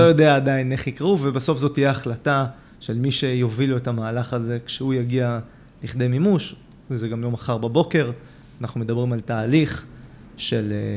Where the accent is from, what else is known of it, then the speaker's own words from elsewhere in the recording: Israel; אני גדלתי בבית מאוד ציוני. Mm-hmm. בית מאוד שורשי פה בארץ